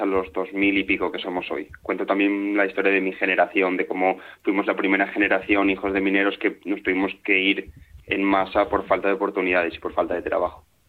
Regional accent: Turón, Asturias, Spain; moved away; mi pueblo, que llegó a ser eh, uno de los núcleos mineros más importantes de, España

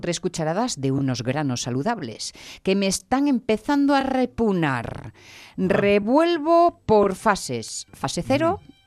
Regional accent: Asturias, Spain; No somos asturianos

